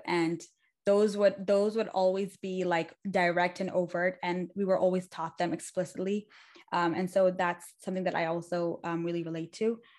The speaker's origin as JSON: {"language": "English", "region": "Dubai", "country": "United Arab Emirates", "tie": "born or raised there", "also_born_or_lived": "Pakistan", "moved": "yes", "said": "I went to school in Dubai for most of my life"}